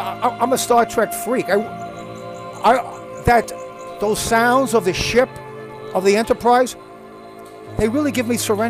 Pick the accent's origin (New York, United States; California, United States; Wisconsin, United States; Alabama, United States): New York, United States; New York City; now in Los Angeles, United States; I was born in Brooklyn.